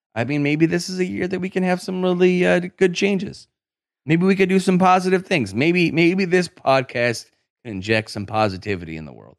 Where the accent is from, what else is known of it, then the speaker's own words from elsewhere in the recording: Syracuse, New York, United States; I'm from Syracuse